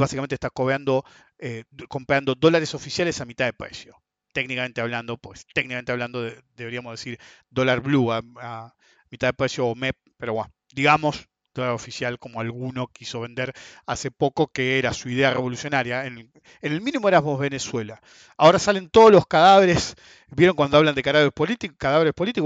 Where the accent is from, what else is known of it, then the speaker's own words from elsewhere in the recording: Argentina; somos todos argentinos